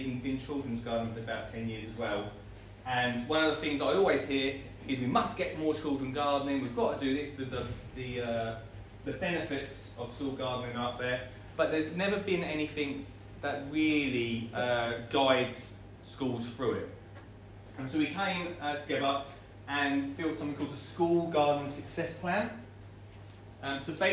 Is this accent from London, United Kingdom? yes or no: no; Essex, East of England, United Kingdom; I'm from Essex